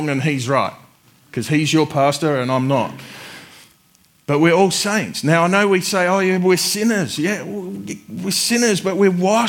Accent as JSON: {"language": "English", "town": "Adelaide", "region": "South Australia", "country": "Australia", "moved": "yes", "lives_now": "Warrnambool, Australia", "said": "I'm from Adelaide, where it rains like twice a year"}